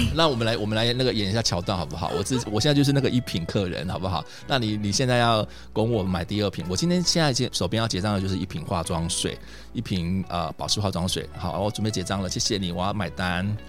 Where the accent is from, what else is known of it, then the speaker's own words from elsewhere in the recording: Taiwan; 我们台湾人